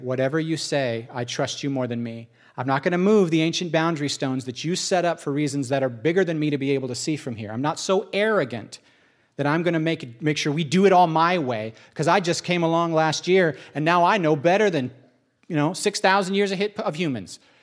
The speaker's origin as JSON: {"language": "English", "country": "United States", "said": "I'm an American"}